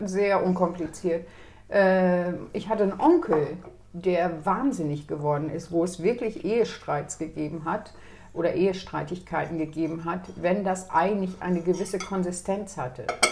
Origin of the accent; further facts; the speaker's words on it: Lower Saxony, Germany; meine Heimat ist nicht Sachsen, sondern Niedersachsen.